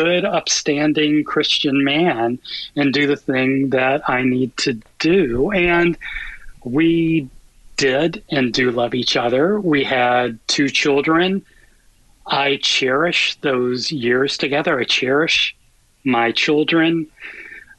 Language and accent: English; the South, United States; I grew up in the South in a Catholic family